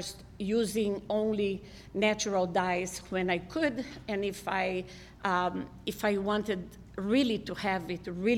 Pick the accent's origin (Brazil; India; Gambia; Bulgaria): Brazil; also born or lived in Israel; now in United States; I'm originally from Brazil